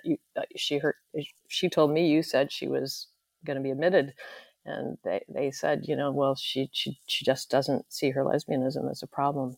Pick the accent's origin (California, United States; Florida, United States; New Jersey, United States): California, United States; Santa Barbara; moved away as an adult; I was born and raised in Santa Barbara, California, U S